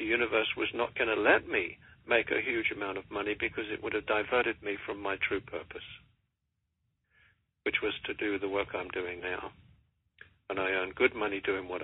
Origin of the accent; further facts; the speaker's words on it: England, United Kingdom; accent: English; moved away as an adult; now in United States; When I came over here in 1984 from England